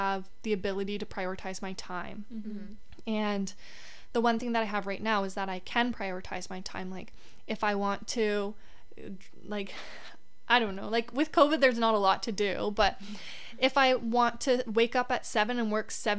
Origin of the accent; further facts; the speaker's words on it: Canada; as a Canadian too